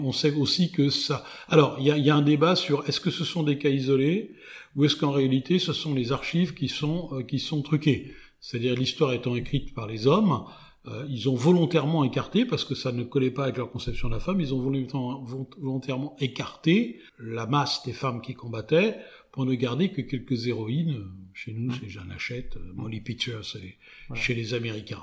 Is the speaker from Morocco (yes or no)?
no; France; en tant que Français